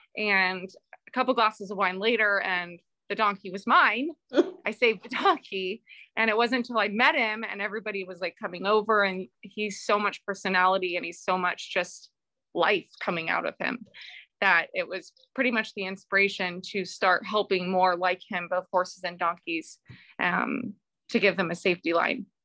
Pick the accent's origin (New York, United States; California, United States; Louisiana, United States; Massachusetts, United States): California, United States; Bakersfield; I'm from Bakersfield, California, and I run a nonprofit horse rescue organization